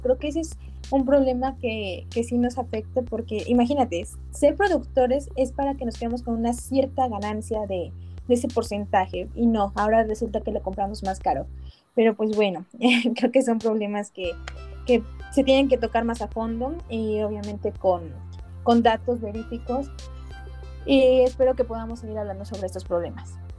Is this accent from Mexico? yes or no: yes; Puebla, Mexico